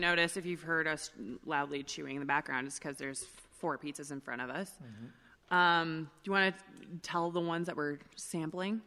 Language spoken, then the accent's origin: English; Edmonton, Alberta, Canada; now in Calgary, Canada; I'm born and raised in Edmonton